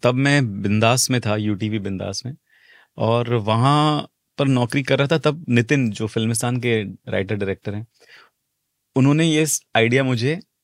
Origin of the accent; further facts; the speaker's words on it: Mumbai, Maharashtra, India; मैं मुंबई बेस्ड बंदा हूँ मतलब महाराष्ट्र में पैदा पला बड़ा हूँ मालवनी का हूँ